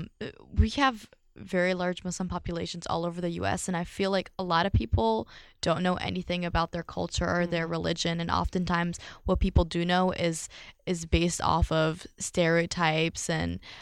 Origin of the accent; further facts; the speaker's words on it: Philadelphia, Pennsylvania, United States; I grew up in Philly